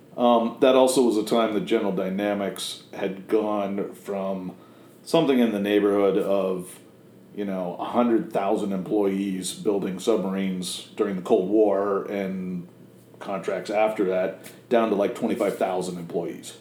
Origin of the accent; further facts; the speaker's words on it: Connecticut, United States; moved away as an adult; also born or lived in Maine; now in Biddeford, United States; I grew up in Connecticut